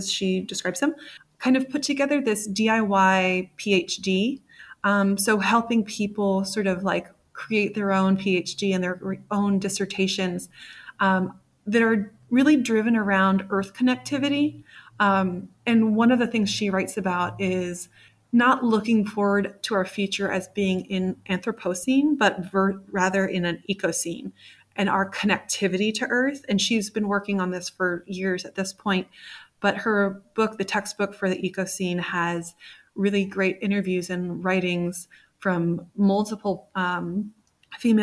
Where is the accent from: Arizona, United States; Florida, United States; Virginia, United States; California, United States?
Virginia, United States; Virginia, originally from Virginia, or I grew up there